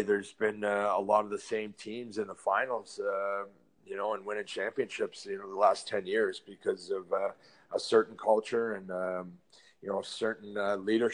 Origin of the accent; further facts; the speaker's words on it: London, Ontario, Canada; I like being here in London